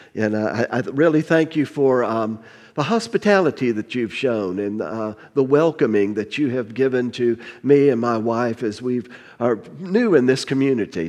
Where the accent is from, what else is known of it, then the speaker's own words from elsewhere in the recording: Miami, Florida, United States; moved away; I grew up in, in South Florida